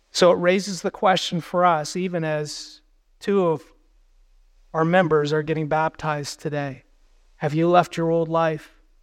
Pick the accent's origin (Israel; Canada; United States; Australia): United States; we as American believers